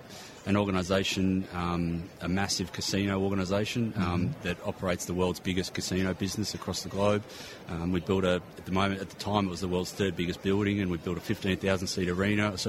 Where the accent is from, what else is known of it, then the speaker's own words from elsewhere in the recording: Sydney, New South Wales, Australia; I grew up in Sydney